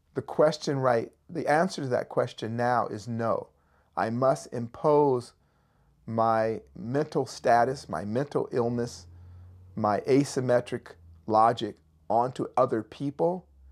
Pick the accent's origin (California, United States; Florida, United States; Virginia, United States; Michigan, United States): California, United States; Berkeley; I grew up in Berkeley, California.